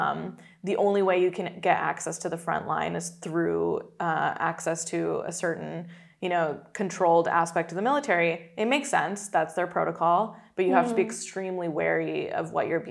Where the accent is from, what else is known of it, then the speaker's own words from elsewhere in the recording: Pakistan; Pakistan as my home country